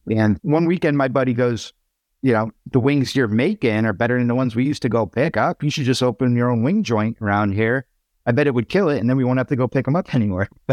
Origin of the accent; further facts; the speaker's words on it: Waterbury, Connecticut, United States; my hometown of Waterbury, Connecticut